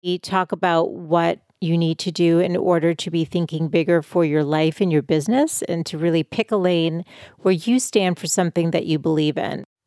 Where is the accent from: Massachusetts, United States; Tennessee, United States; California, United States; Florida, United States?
Massachusetts, United States; Boston; moved away as an adult; now in San Diego, United States; I'm from Boston originally. We moved out to San Diego five years ago, but I'm definitely a city person and lived my whole life there